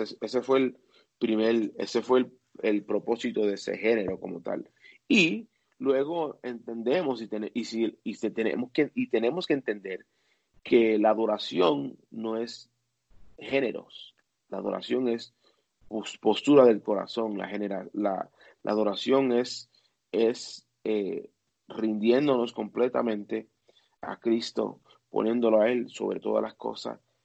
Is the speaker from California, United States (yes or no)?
no; New Jersey, United States; en el pueblo donde yo me crié, en New Jersey, que es el estado cerca de Nueva York